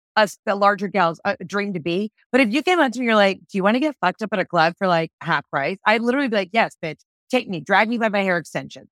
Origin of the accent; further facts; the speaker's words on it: the South, United States; I'm from the South